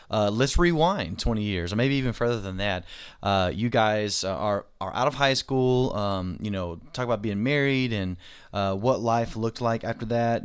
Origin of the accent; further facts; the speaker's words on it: Arkansas, United States; I'm from Arkansas